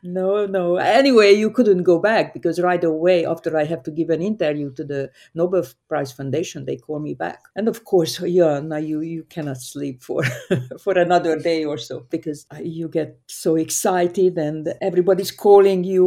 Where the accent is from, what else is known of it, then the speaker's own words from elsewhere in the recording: Hungary; moved away; I grew up in Hungary, a very small town